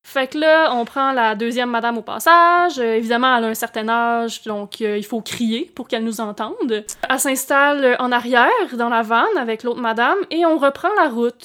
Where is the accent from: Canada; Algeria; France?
Canada; Baie des Chaleurs, Quebec; now in Montreal, Canada; par chez nous, c'est là que les gens se trouvent des lifts